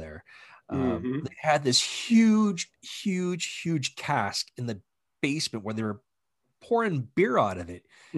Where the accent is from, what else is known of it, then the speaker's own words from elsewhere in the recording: the Maritimes, Canada; growing up in the Maritimes